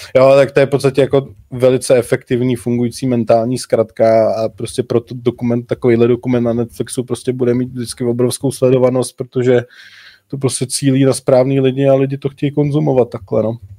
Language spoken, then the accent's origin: Czech; South Bohemian Region, Czechia; My, co nejsme přímo z Budějovic, jsme z Jižních Čech, tak říkáme Budějovice